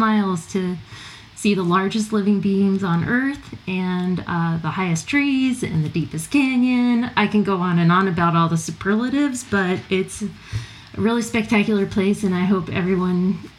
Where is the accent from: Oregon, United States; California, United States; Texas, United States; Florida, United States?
California, United States; I'm from California, but got to travel around the United States a little bit and live in different places, but got to come home to the home mountains of the Sierra Nevada.